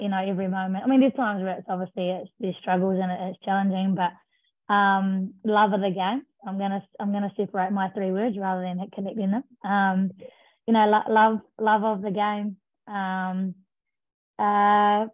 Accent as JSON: {"language": "English", "area": "North Island", "region": "Taranaki", "country": "New Zealand", "also_born_or_lived": "Christchurch, New Zealand", "moved": "as an adult", "said": "I'm from the North Island, Taranaki, and moved down to Christchurch to study at Lincoln University"}